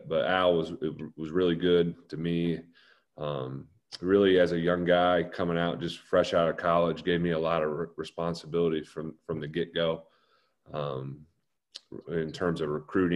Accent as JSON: {"language": "English", "town": "Muncie", "region": "Indiana", "country": "United States", "tie": "born or raised there", "said": "the guys I grew up with in Muncie"}